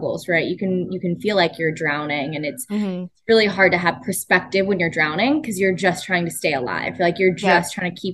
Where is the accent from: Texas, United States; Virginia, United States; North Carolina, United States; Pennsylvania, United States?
Pennsylvania, United States; Pittsburgh; I grew up in Pittsburgh